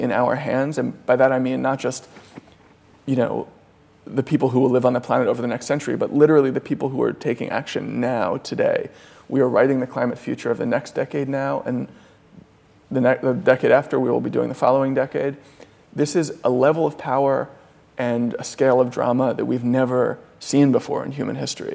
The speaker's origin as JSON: {"language": "English", "country": "United States", "said": "I'm an American child of the 90s"}